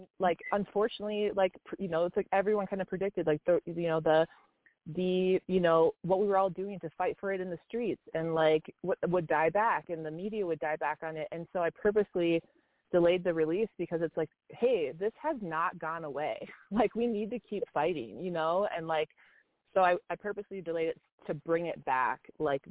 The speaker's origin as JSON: {"language": "English", "town": "Minneapolis", "region": "Minnesota", "country": "United States", "moved": "yes", "lives_now": "Colorado, United States", "said": "I'm from Minneapolis, and I lived just a couple blocks from where that happened"}